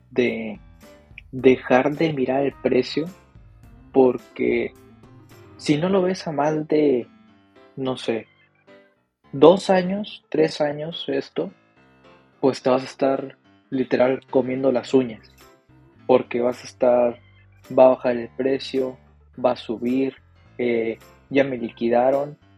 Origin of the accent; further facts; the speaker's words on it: Mexico; Bueno, CryptoReu y yo somos de México, pero como quiera la distancia es, es mucha.